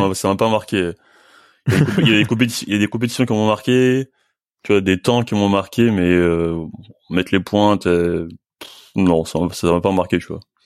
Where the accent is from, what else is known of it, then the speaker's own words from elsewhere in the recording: France; je suis français, je suis pas, suis pas brésilien